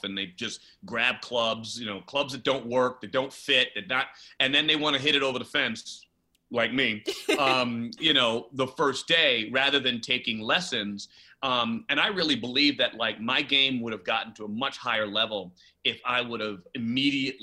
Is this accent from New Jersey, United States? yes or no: no; New York City, New York, United States; now in Los Angeles, United States; Growing up in the Bronx